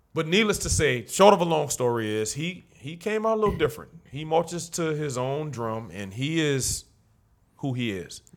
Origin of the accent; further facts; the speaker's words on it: New Orleans, Louisiana, United States; also born or lived in Algiers, New Orleans; I grew up in the Seven Ward